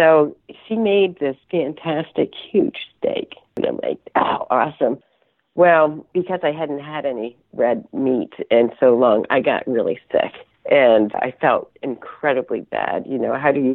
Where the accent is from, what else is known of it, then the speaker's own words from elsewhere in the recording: Maine, United States; I come from Maine